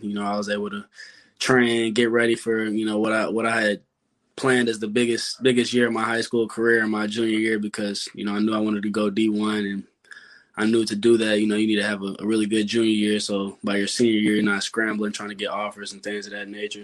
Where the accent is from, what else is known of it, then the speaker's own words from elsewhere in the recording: Louisville, Kentucky, United States; it's my hometown. Grew up